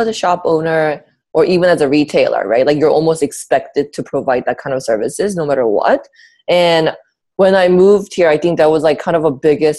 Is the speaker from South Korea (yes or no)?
yes; South Korea; now in United States; I was born and raised in South Korea near Busan